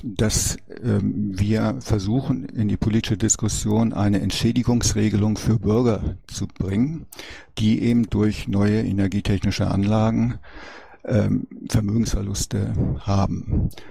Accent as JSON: {"language": "German", "area": "East Frisia", "region": "Lower Saxony", "country": "Germany", "said": "bei uns in Ostfriesland"}